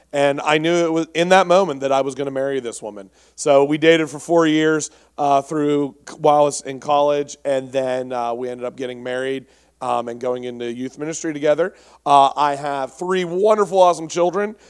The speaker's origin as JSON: {"language": "English", "town": "Pittsburgh", "region": "Pennsylvania", "country": "United States", "said": "I'm from Pittsburgh, um, or around there"}